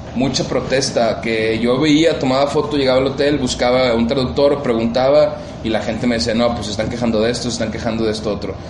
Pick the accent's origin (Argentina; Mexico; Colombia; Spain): Mexico; Monterrey, Nuevo León; Monterrey tiene cosas bien chidas, tenemos cosas muy propias